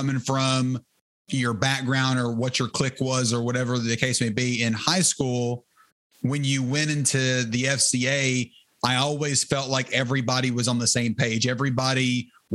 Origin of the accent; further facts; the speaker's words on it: Terrell, Texas, United States; I grew up in Terrell, Texas, which is about 35 minutes east of Dallas.